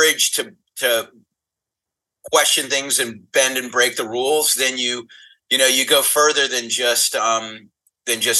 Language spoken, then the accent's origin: English; the South, United States; now in Los Angeles, United States; I grew up in the South. It was pretty conservative.